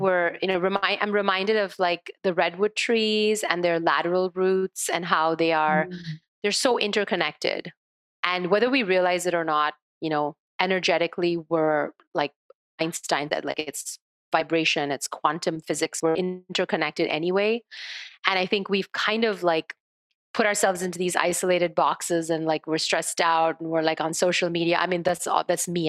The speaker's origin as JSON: {"language": "English", "country": "India", "tie": "born or raised there", "said": "as a child growing up in India"}